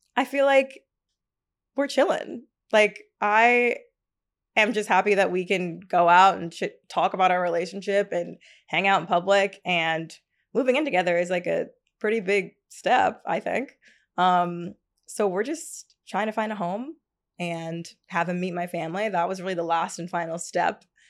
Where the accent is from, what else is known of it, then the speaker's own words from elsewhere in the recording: Tennessee, United States; also born or lived in Hackensack, New Jersey / Atlanta, Georgia; now in Brooklyn, United States; I was actually born there in Hackensack, but I only lived there for, like, literally a week, and then my family moved to Tennessee.